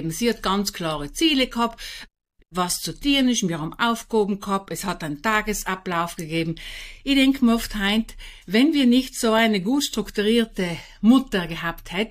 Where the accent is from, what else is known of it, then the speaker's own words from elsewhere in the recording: St. Lorenzen, Trentino-Alto Adige, Italy; Bin auf einem ganz kleinen Bergbauernhof aufgewachsen in St. Lorenzen, Lothen. Bin die vierte von 14 Kindern.